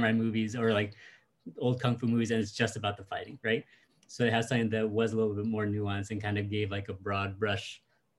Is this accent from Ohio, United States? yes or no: no; Connecticut, United States; also born or lived in Washington, D.C.; now in San Diego, United States; I grew up in Connecticut